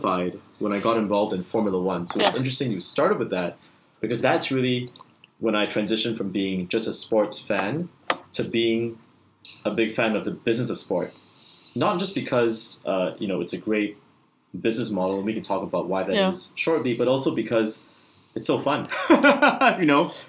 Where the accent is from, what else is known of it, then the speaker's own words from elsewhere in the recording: Singapore; it was headquartered in my home country of Singapore.